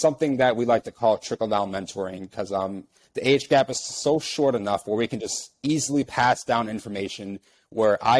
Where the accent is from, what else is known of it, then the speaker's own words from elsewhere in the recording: Chicago, Illinois, United States; I'm actually from West Pullman in the far south side of Chicago